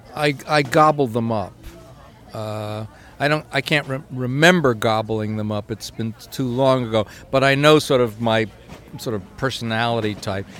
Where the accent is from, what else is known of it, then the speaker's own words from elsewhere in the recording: New York, United States; growing up in New York